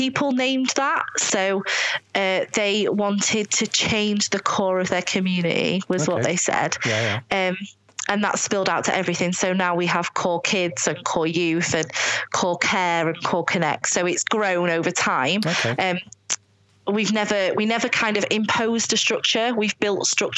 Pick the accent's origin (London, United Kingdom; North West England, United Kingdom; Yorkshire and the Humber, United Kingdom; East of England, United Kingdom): Yorkshire and the Humber, United Kingdom; Scunthorpe; moved away; I'm from Scunthorpe, we are foreigners in our community